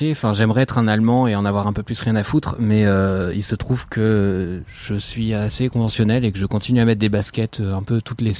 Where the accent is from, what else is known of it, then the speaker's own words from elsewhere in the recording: Auvergne-Rhône-Alpes, France; j'ai grandi dans la Drôme, j'ai grandi {S2} pieds nus.